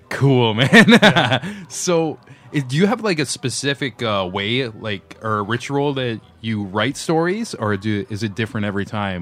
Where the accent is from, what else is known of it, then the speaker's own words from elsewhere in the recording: Niagara Falls, Ontario, Canada; now in Toronto, Canada; I'm from like that direction to uh, Niagara Falls, yeah. little outskirts there